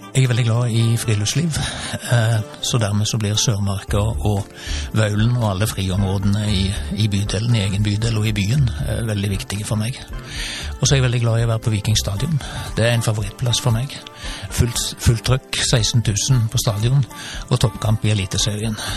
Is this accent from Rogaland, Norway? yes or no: yes; Sauda, Rogaland, Norway; now in Stavanger, Norway; jeg er født i Sauda og oppvokst